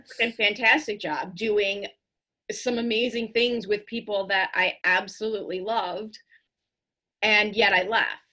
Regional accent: Chicago, Illinois, United States; growing up in Chicago public schools

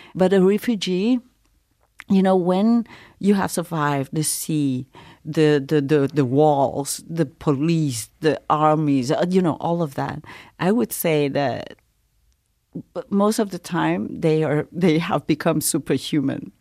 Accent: Montreal, Quebec, Canada; English is a second language; also born or lived in Saigon, Vietnam / refugee camp, Malaysia; I'm from Montreal

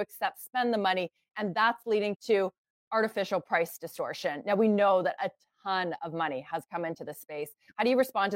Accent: Canada; as a Canadian

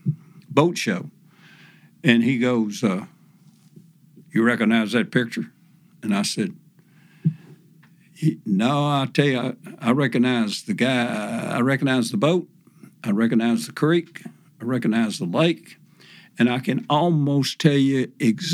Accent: Tennessee, United States; my home state of Tennessee

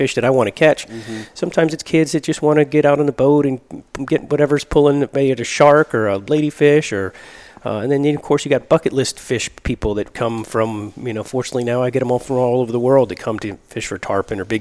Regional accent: Miami, Florida, United States; moved away as an adult; now in Tampa, United States; born and raised in Miami. I got Cuban parents

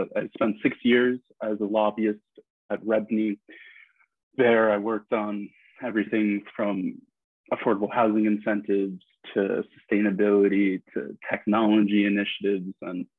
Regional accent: New York City, New York, United States; I grew up in Midtown Manhattan on 57th Street in a 50-story apartment building

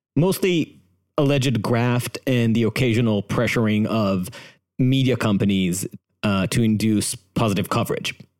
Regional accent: Jerusalem, Jerusalem District, Israel; I grew up in Jerusalem

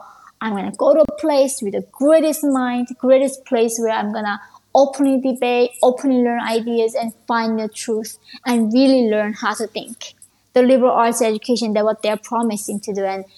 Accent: Russia; Of course, growing up in Russia, I had no idea what Ivy League schools were.

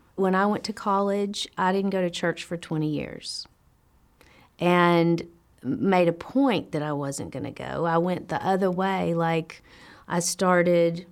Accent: Nashville, Tennessee, United States; moved away as an adult; now in California, United States; I was born in Nashville, Tennessee, and I've been in California for 18 years.

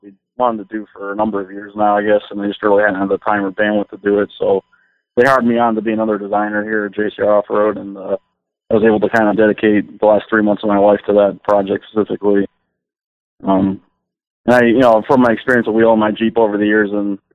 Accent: Connecticut, United States; moved away as an adult; also born or lived in upstate New York; now in Michigan, United States; I grew up in Connecticut

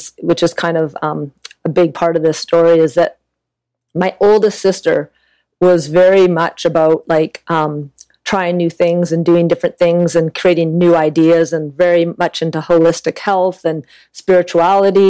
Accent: an hour east of Vancouver, British Columbia, Canada; I was born and raised in Canada, just about an hour east of Vancouver

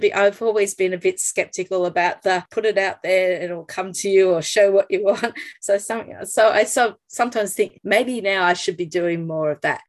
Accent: Australia; to know me as an Australian artist

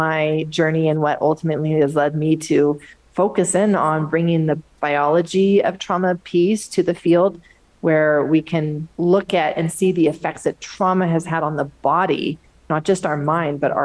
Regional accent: Pacific Northwest, Washington, United States; moved away as an adult; also born or lived in Southern California; I grew up in the Pacific Northwest, Washington State, came down to Southern California for medical school

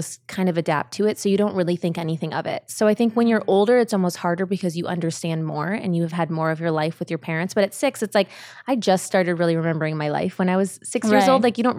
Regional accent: California, United States; also born or lived in Germany / Ohio; I was born in Germany and we lived there, and then we moved back to California.

